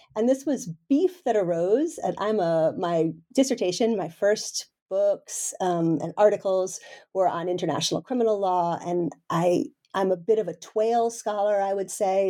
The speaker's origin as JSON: {"language": "English", "country": "United States", "moved": "as an adult", "lives_now": "Denmark", "said": "I'm originally an American"}